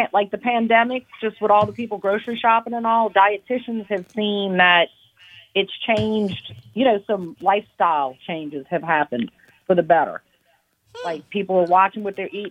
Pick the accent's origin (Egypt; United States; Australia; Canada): United States; New Orleans, Louisiana; When people ask me where I'm from, I say I'm from New Orleans.